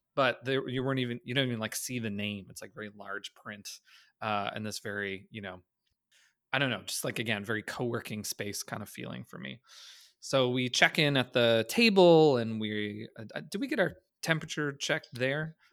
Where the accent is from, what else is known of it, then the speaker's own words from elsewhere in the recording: Canada; As a Canadian